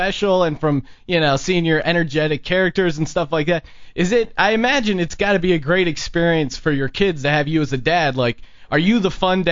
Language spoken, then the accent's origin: English; Bethlehem, Pennsylvania, United States; moved away; I'm originally from Bethlehem, Pennsylvania